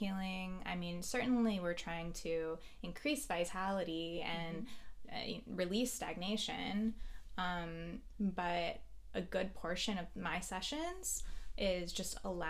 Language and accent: English; Hawaii, United States; now in Ventura, United States; I grew up in Hawaii